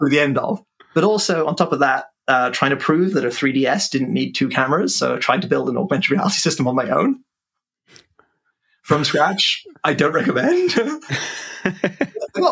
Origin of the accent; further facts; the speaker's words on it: Cambridge, East of England, United Kingdom; aged 11, was surrounded by postdocs growing up in Cambridge